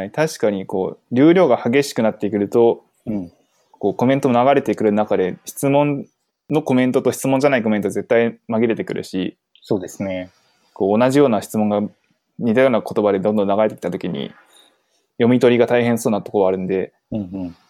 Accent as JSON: {"language": "Japanese", "region": "Fukuoka", "country": "Japan", "tie": "born or raised there", "said": "身は福岡なので"}